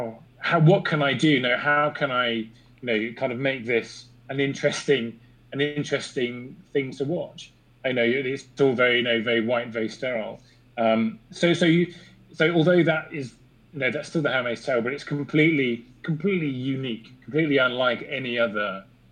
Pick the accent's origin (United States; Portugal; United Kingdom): United Kingdom; England; as an Englishman